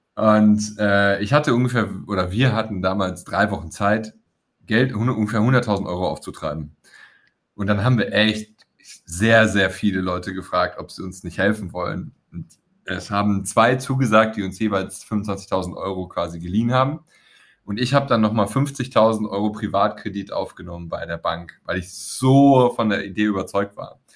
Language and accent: German; Weeze, North Rhine-Westphalia, Germany; meine Kumpels aus Weze, aus dem Ort, wo ich herkomme, das Weze hat 10.000 Einwohner, liegt an der holländischen Grenze, nördlich von Düsseldorf